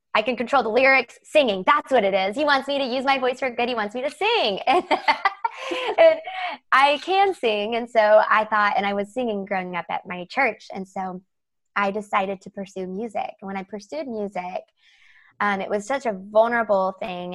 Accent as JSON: {"language": "English", "region": "the South", "country": "United States", "tie": "born or raised there", "said": "I grew up in the South"}